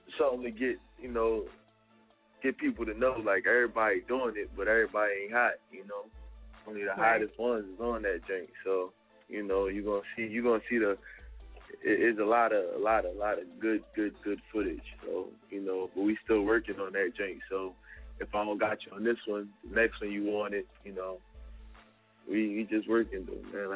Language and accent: English; Philadelphia, Pennsylvania, United States; I'm from Southside, South Philly, all day. Reed Street, 22nd and Reed